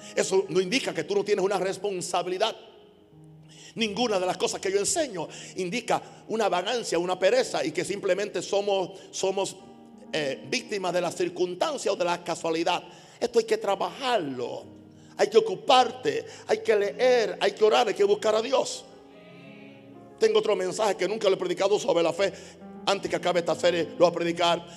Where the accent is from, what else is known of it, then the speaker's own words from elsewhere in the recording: Panama; soy panameño